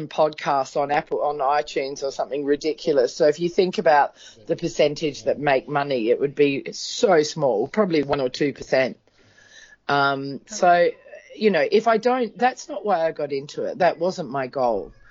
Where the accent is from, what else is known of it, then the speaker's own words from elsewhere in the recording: Adelaide, South Australia, Australia; my hometown in Australia, which is Adelaide